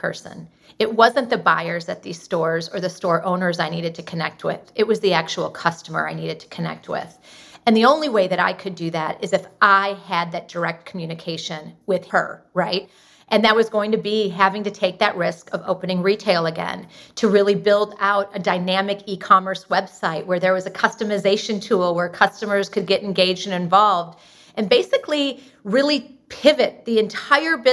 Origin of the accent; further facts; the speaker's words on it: Austin, Texas, United States; we're from Austin, Texas